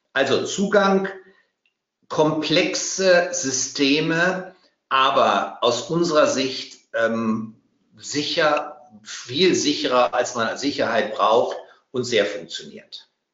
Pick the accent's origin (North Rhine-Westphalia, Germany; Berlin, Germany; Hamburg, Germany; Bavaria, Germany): Bavaria, Germany; als Bayer